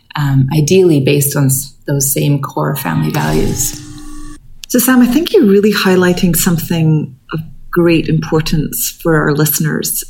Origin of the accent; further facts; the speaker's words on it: Scotland, United Kingdom; moved away; I come from Scotland. My family are all in Scotland